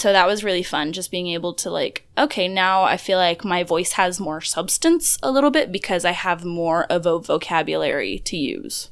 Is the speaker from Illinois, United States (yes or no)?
no; Florida, United States